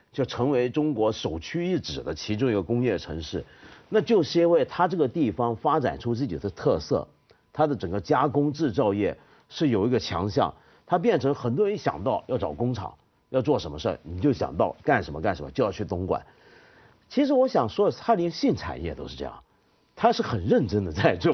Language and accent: Chinese; Taiwan; 你知道北投温泉在我小时候在台湾给人的印象是什么？